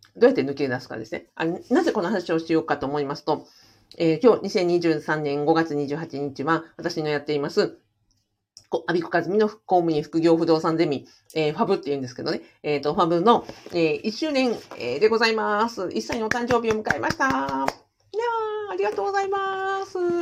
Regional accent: Hokkaido, Japan; also born or lived in Kushiro; 私は、北海道で生まれ育ちましたので

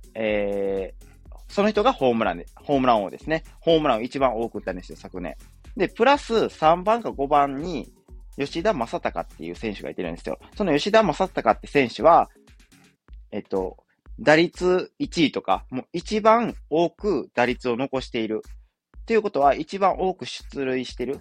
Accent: Wakayama, Japan; 僕の出身地である和歌山

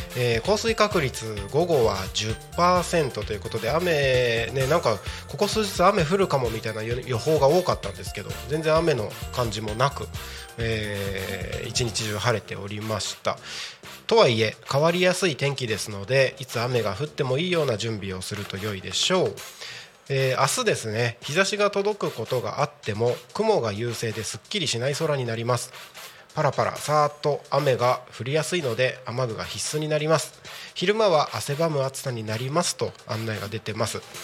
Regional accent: Aomori, Iwate, Tohoku, Japan; 僕の地元っていうところでいうと青森岩手は

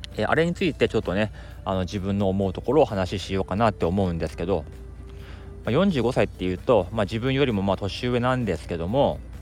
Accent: Akita, Japan; moved away as an adult; now in Tokyo, Japan; 秋田県に住んでてあの18歳まで高校までねそこからもう上京してきてずっともう一人暮らしをしてる

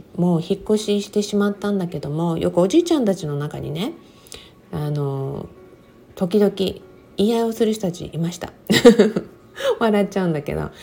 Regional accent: Okinawa, Japan; moved away as an adult; also born or lived in Texas; 私はもう生まれも育ちも沖縄で、沖縄がもちろん私の人生の中で、まだまだ一番長い、あの、住んだね、ところ、ふるさとではあるんですね

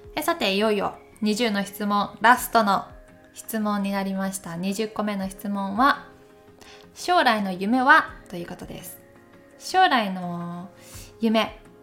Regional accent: Takayama, Gifu, Japan; now in Tokyo, Japan; 私出身は岐阜県高山市ですまあ、現在は東京で暮らして

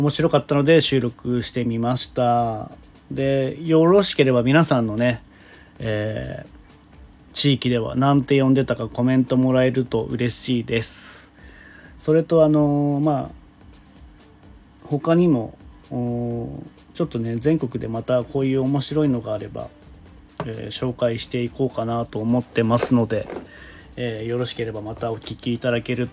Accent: Hokkaido, Japan; born there; 北海道生まれの僕は自学

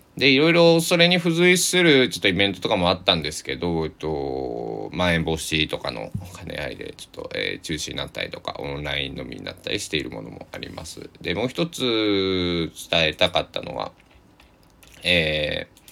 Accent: Susaki, Kochi, Japan; now in Takamatsu, Japan; 僕地元は高知県の須崎市なんですけど

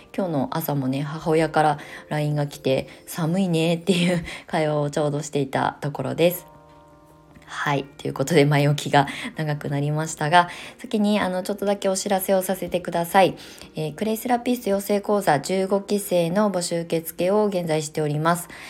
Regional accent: Kasama, Ibaraki, Japan; now in Kamakura, Japan; 私の出身地って茨城県笠間市というところですごく田舎なんですけど

